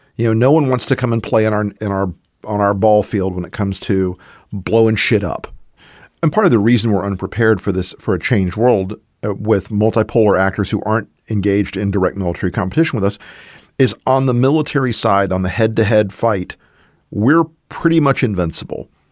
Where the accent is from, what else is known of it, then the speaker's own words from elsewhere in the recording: the American South, United States; I'm a Southerner.